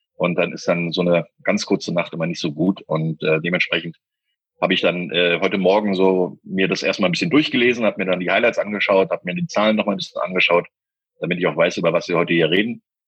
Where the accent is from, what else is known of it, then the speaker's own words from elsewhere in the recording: Berlin, Germany; bei uns in Berlin